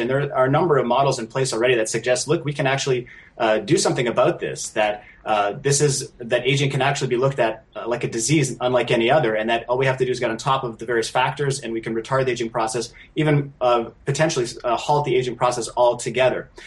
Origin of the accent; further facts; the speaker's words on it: Canada; a Canadian citizen